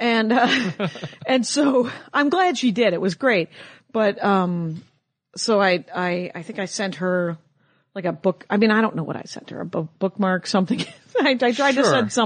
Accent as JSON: {"language": "English", "region": "Wisconsin", "country": "United States", "said": "I'm from Wisconsin"}